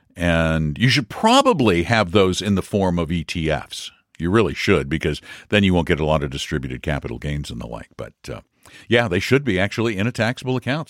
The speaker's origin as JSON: {"language": "English", "town": "Colorado Springs", "region": "Colorado", "country": "United States", "tie": "born or raised there", "moved": "as an adult", "said": "Colorado Springs. Not the place where I was born, but I call it my hometown because I grew up there from junior high through high school through much of my adult life"}